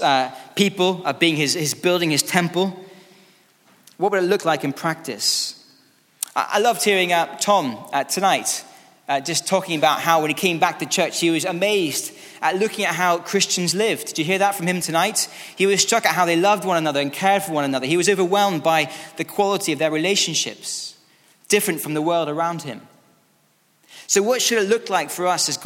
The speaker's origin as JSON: {"language": "English", "region": "Scotland", "country": "United Kingdom", "moved": "yes", "lives_now": "England, United Kingdom", "said": "I'm from Scotland"}